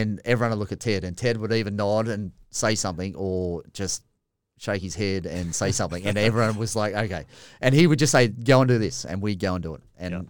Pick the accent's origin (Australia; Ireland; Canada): Australia; because I'm an Aussie, it was acceptable that you're allowed to mock and punch and do whatever.